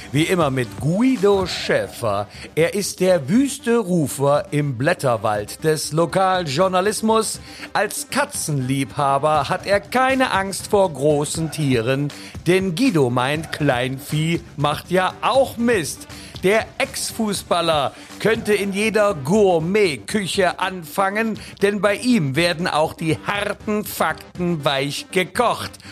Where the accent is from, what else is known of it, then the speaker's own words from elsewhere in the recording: Leipzig, Saxony, Germany; als Leipziger freue ich mich